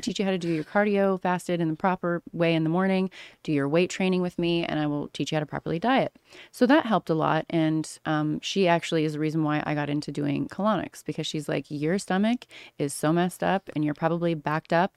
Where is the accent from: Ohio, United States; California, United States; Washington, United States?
California, United States; Orange County; moved away as an adult; also born or lived in Missouri / Los Angeles / Australia / Las Vegas; I grew up in Orange County, California, but I spent my summers in Missouri growing up